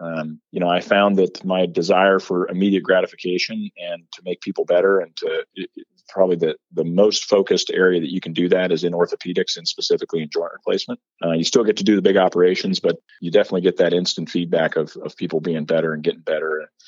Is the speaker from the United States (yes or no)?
yes; Upper Arlington, Ohio, United States; now in New Albany, United States; I grew up in Upper Arlington, which is one of the suburbs. It's actually on the exact opposite side of town from where I live and work now, which is New Albany.